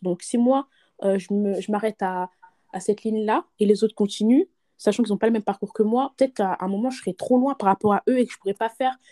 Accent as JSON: {"language": "French", "country": "France", "tie": "born or raised there", "said": "on est nés en France, on a grandi du moins en France"}